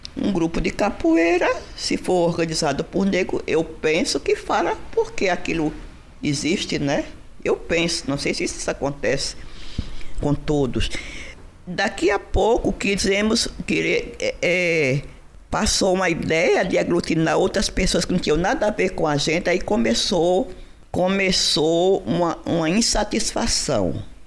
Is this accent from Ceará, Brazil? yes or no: no; Parnamirim, Rio Grande do Norte, Brazil; moved away as an adult; now in Recife, Brazil; eu sou natural de Parnamirim